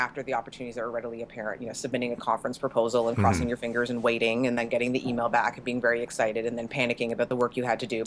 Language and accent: English; Canada; I'm Canadian